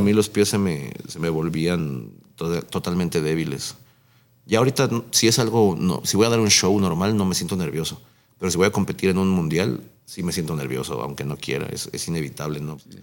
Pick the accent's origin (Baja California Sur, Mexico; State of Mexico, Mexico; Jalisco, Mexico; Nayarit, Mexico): State of Mexico, Mexico; Nezahualcóyotl; el hecho de ser de, iba a ser de aquí, el hecho de ser de, Nesa